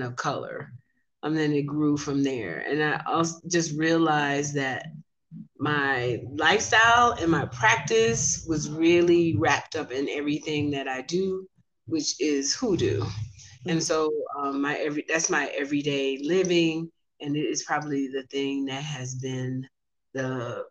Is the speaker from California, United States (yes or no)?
no; Alabama, United States; I'm from Alabama, so that was in growing up, that was in my family